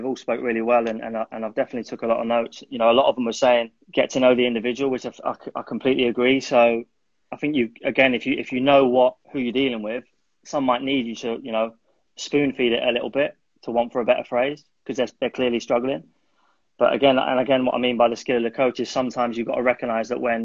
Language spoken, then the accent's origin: English; London, United Kingdom; also born or lived in Malaysia; I'm originally from North London